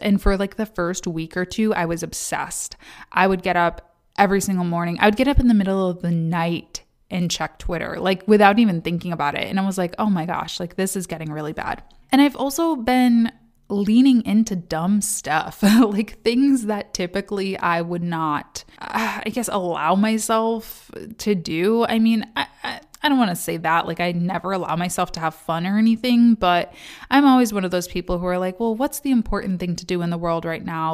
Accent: Kalamazoo, Michigan, United States; now in Detroit, United States; Kalamazoo, Michigan, my hometown

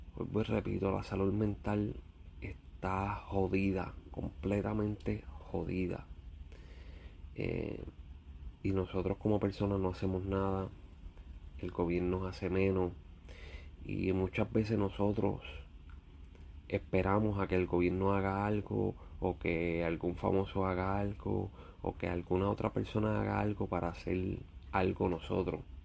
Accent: Puerto Rico; mi isla, Puerto Rico

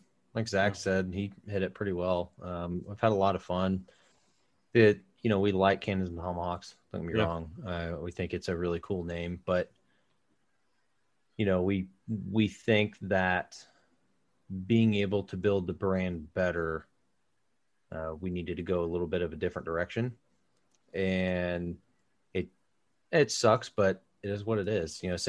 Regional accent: South Carolina, United States; now in Ohio, United States; I was born in South Carolina. I live in Ohio.

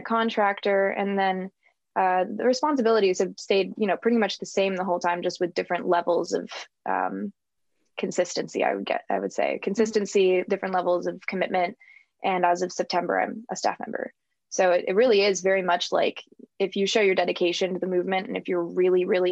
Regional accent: San Diego, California, United States; now in Ohio, United States; I'm from San Diego, California, and currently positioned in the middle of Ohio.

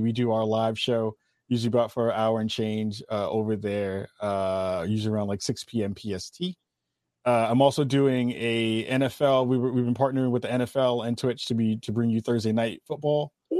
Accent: Bronx, New York, United States; Yeah, I'm from Northeast Bronx.

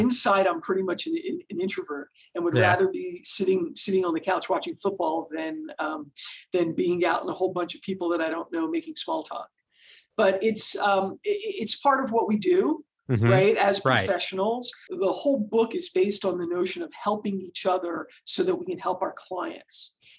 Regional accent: Philadelphia, Pennsylvania, United States; moved away as an adult; now in California, United States; I was born and raised in Philadelphia and moved out to California the night I graduated from law school

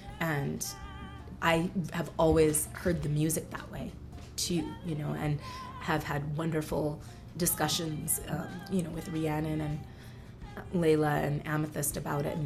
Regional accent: Montreal, Quebec, Canada; moved away as an adult; now in Nashville, United States; I was born in Montreal. So that's the first gift she gave me. I don't think I would have survived my childhood anywhere else other than Montreal.

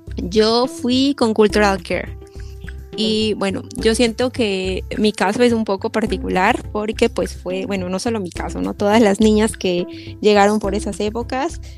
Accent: Xalapa, Veracruz, Mexico; la ciudad de donde yo soy, veo que están en Jalapa

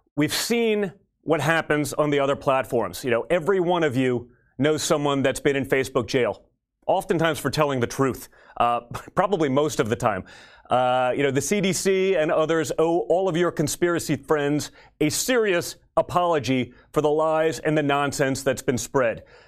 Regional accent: New York City, New York, United States; I grew up in New York City

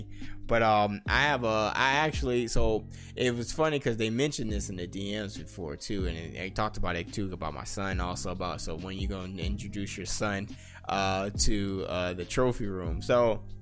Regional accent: Las Vegas, Nevada, United States; I'm born and raised in Las Vegas, Nevada

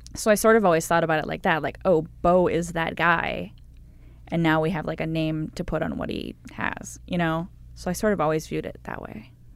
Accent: Cleveland, Ohio, United States; I'm from Cleveland

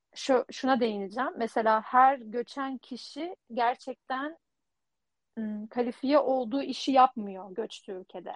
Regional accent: Turkey; moved away as an adult; also born or lived in Leiden, Netherlands; now in Netherlands; ben de Türk'üm

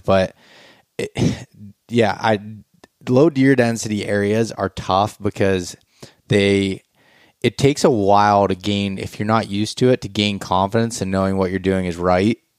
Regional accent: Pennsylvania, United States; growing up in Pennsylvania

